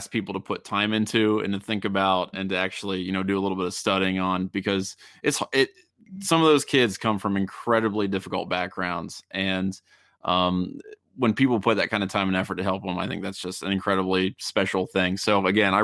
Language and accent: English; Middletown, Ohio, United States; I'm from Middletown. It's about a halfway between Dayton and Cincinnati